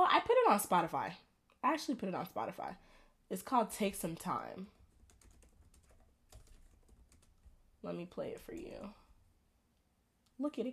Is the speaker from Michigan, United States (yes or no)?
no; Atlanta, Georgia, United States; y'all know I'm from Atlanta. I live in Atlanta